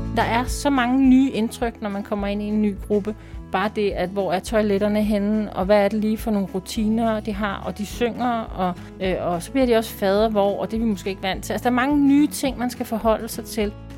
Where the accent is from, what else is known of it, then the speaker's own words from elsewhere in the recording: Copenhagen, Capital Region of Denmark, Denmark; now in Holbæk, Denmark; jeg kommer fra København, så jeg har været spejder der.